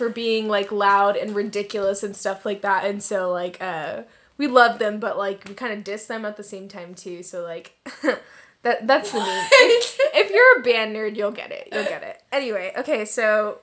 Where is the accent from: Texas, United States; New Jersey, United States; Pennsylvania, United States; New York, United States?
Texas, United States; Austin; moved away as an adult; now in Lugano, Switzerland; I went to Stephen F. Austin High School, which is in Austin, Texas, as I am from Austin, Texas